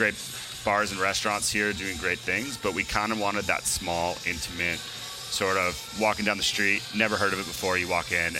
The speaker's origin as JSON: {"language": "English", "region": "Alberta", "country": "Canada", "moved": "yes", "lives_now": "Vancouver, Canada", "said": "none of us are actually originally from Vancouver, and I'm originally from Alberta."}